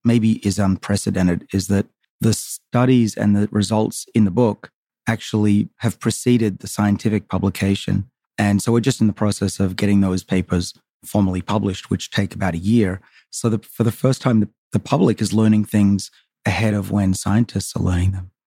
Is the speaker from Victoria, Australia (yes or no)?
no; Sydney, New South Wales, Australia; moved away as an adult; now in United States; I grew up on the northern suburbs of Sydney, a little town called Saint Ives.